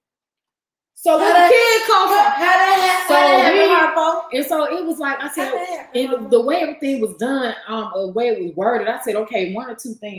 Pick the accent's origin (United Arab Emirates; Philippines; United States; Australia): United States; Atlanta, Georgia; I grew up on the east side of Atlanta